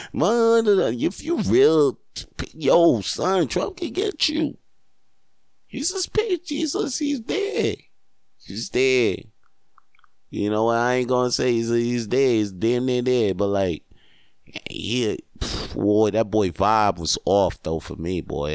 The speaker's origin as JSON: {"language": "English", "country": "Canada", "said": "I am Canadian"}